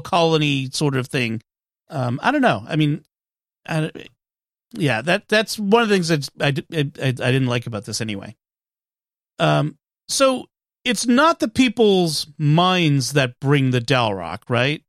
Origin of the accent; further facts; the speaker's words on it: Massachusetts, United States; I'm from Massachusetts